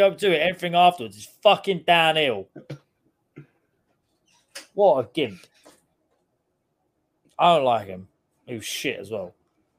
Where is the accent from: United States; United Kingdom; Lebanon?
United Kingdom; England; I'm English.